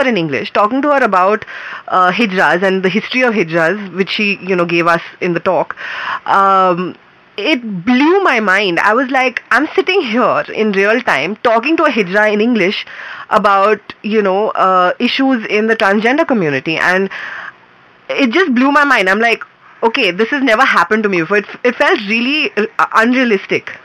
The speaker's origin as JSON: {"language": "English", "town": "Mumbai", "region": "Maharashtra", "country": "India", "also_born_or_lived": "Bangalore", "moved": "as an adult", "said": "I'm from Bombay"}